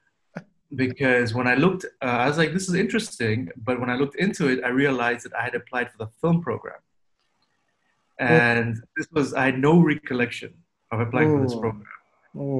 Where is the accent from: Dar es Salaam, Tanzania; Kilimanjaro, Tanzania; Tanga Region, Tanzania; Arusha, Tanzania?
Dar es Salaam, Tanzania; moved away as an adult; also born or lived in Toronto, Canada; I'm from Dar es Salaam